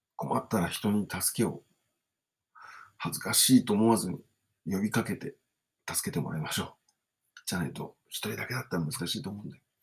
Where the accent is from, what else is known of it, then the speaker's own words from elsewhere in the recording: Kawasaki, Kanagawa, Japan; also born or lived in Pohang, South Korea; 今、川崎の大師、自分の地元に住んでるっていうことで